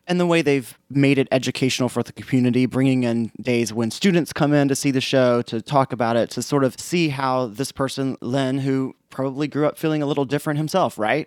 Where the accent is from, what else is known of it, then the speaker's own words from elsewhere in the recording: South Carolina, United States; moved away; I grew up in South Carolina, which you guys can probably figure out from my voice.